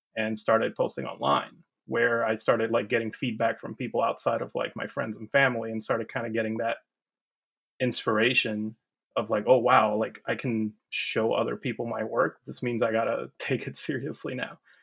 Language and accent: English; Puerto Rico; moved away as an adult; now in Georgia, United States; I am from Puerto Rico originally. Uh, been living here in the U S for ten years now